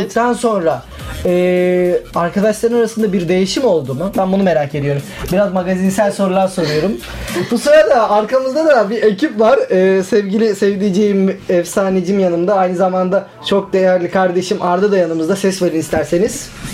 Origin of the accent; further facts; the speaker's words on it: Adana, Turkey; moved away; Adanalı olduğum için, Adana'dan geldiğim için